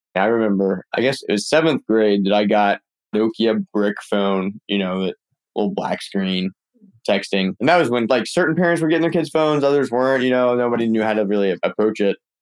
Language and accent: English; Birmingham, Alabama, United States; moved away; also born or lived in Claremont / Mountain View; I grew up in Birmingham, Alabama